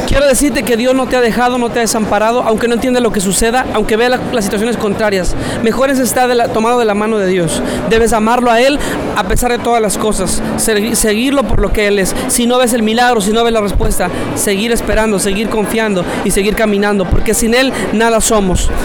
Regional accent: Mexico City, Mexico; Yo vengo de la Ciudad de México

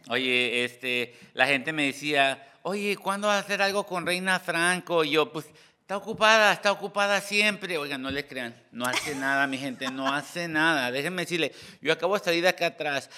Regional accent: Hacienda Heights, California, United States; yo vine de Hacienda High

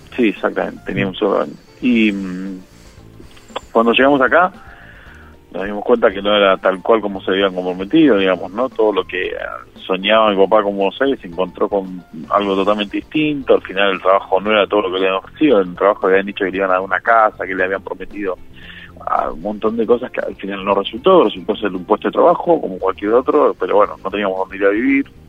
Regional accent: Buenos Aires Province, Argentina; born or raised there; also born or lived in San Juan, Argentina

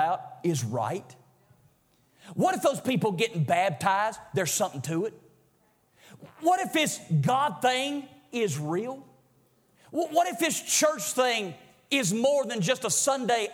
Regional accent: Greensboro, United States; I'm from Greensboro

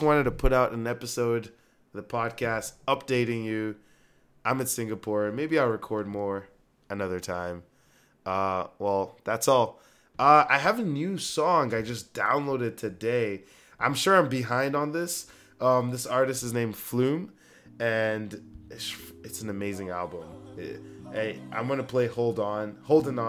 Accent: Canada; also born or lived in Waterloo; I'm from Canada

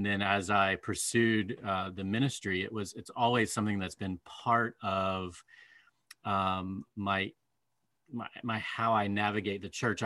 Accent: Southwest Virginia, United States; I grew up in Southwest Virginia, mm-hmm. here in the Blue Ridge Mountains

